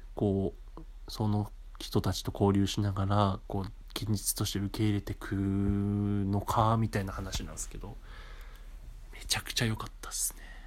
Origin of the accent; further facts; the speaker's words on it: Japan; moved away as an adult; now in Tokyo, Japan; そういうところで生まれ育ってて